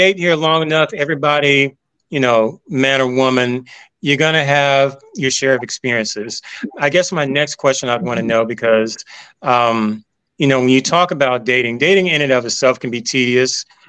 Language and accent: English; Memphis, Tennessee, United States; moved away as an adult; now in Atlanta, United States; because, you know, I've been in Atlanta for about 26 years. I'm originally from Memphis. I came down here for college and I just stayed.